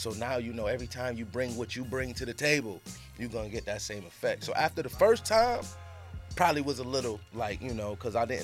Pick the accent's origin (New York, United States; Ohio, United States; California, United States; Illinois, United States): New York, United States; Rochester; I'm from Rochester, which is 45 minutes.